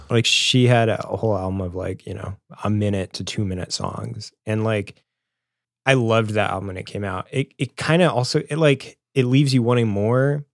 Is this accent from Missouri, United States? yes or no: yes; Springfield, Missouri, United States; growing up in Springfield, Missouri, and being in high school